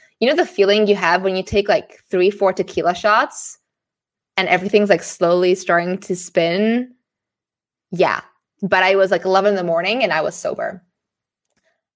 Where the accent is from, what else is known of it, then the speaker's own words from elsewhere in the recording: Singapore; moved away; also born or lived in Amsterdam, Netherlands / Frankfurt, Germany; I grew up in Singapore